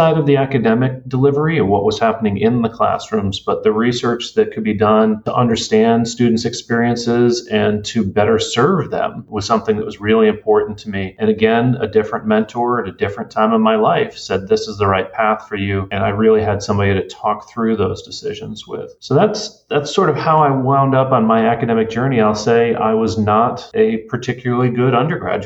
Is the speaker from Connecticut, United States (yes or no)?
yes; Connecticut, United States; I grew up in Connecticut, fairly suburban area